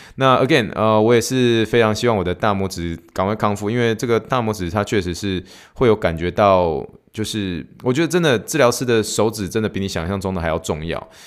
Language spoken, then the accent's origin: Chinese; Taiwan; moved away as an adult; also born or lived in Pittsburgh, Pennsylvania / New York; now in Houston, United States; I'm origin from Taiwan